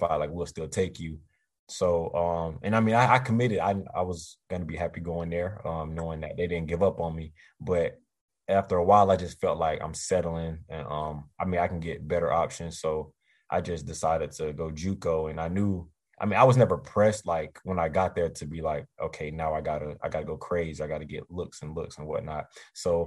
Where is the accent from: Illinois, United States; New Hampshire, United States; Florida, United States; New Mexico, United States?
Florida, United States; Eustis; also born or lived in Leesburg, Florida; I'm from Eustis